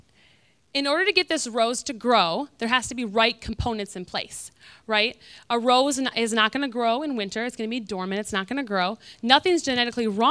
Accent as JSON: {"language": "English", "region": "Michigan", "country": "United States", "moved": "yes", "lives_now": "Florida, United States", "said": "I'm from Michigan"}